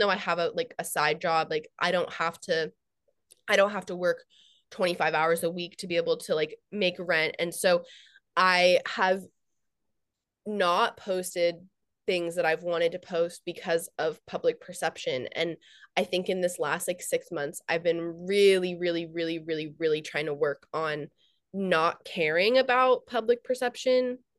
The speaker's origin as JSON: {"language": "English", "country": "United States", "said": "I'm American"}